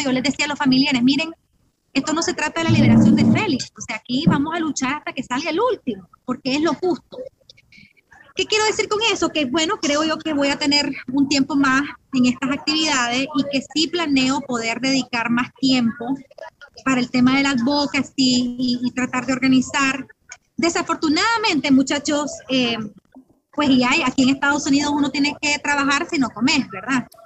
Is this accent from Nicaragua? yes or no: yes; Nicaragua; now in United States; soy nicaragüense